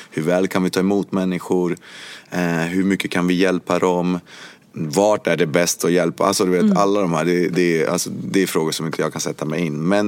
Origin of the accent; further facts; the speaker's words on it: Cuba; now in Sweden; Ja, jag kommer från Kuba. Och jag hade alltid känt mig som eh, kuban. Eh, men att jag bodde i Sverige